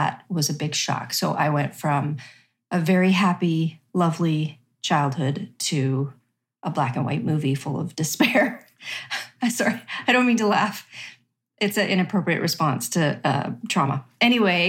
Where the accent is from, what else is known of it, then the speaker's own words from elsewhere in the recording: Regina, Saskatchewan, Canada; I grew up in Regina, Saskatchewan